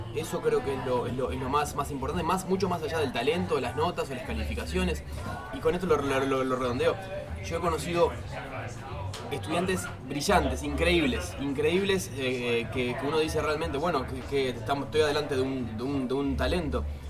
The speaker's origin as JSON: {"language": "Spanish", "country": "Uruguay", "said": "yo soy de Uruguay, trabajo para Cloud Gaia en Argentina"}